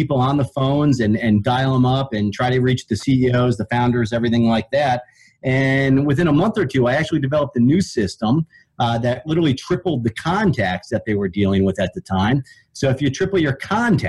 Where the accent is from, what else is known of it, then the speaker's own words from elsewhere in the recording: Ohio, United States; I grew up in Ohio